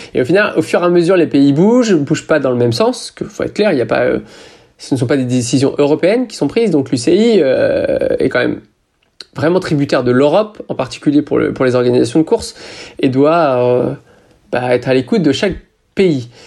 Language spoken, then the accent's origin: French; France; je suis français